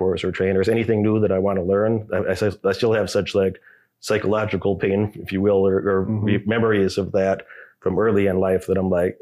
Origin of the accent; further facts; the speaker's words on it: Illinois, United States; I grew up in Illinois